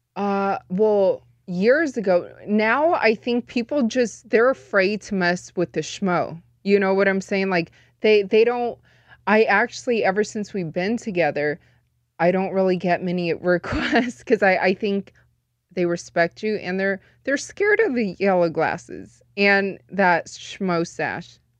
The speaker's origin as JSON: {"language": "English", "town": "Las Vegas", "region": "Nevada", "country": "United States", "tie": "born or raised there", "said": "born and raised in Vegas, but I am full Chinese."}